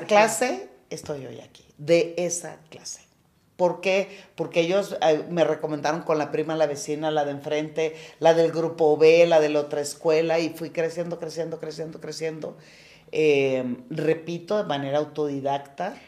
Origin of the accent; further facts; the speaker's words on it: Culiacán, Sinaloa, Mexico; Yo soy de Culiacán, bien culichi, en un seno de una familia de ocho mujeres y un hombre